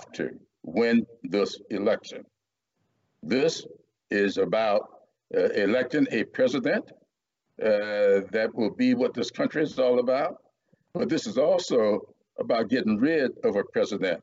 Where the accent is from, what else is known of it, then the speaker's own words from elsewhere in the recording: the South, United States; growing up in the South